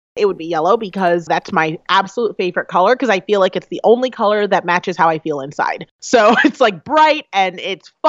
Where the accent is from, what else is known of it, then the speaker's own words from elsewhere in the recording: United States; I am the daughter of two African immigrants that fought and worked very hard to get here